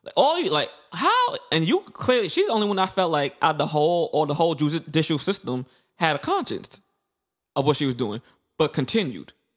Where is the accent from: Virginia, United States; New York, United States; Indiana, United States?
New York, United States; New York City; growing, growing up in Brooklyn, especially in the nineties and two thousands